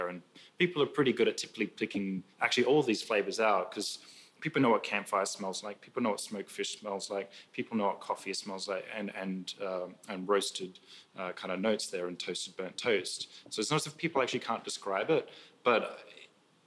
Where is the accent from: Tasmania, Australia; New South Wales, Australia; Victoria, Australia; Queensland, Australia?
Queensland, Australia; Brisbane; moved away as an adult; also born or lived in London; I'm Australian, originally moved over from Brisbane, Australia to London 10 years ago